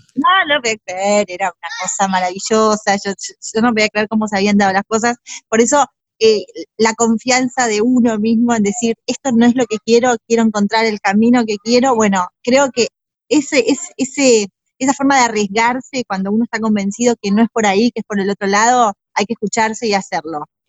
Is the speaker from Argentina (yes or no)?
yes; Burzaco, Buenos Aires Province, Argentina; moved away as an adult; also born or lived in Spain; nací en Buenos Aires, Argentina, viví en la provincia de Buenos Aires toda mi infancia y mi adolescencia, súper feliz en Bursaco